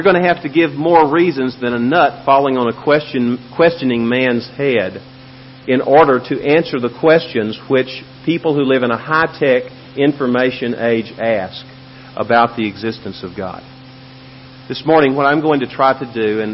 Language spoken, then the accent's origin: English; Memphis, Tennessee, United States; now in El Paso, United States; Where I grew up, my yard, which was not a very big yard, but it was typical of many similar yards in Memphis, Tennessee, had five huge oak trees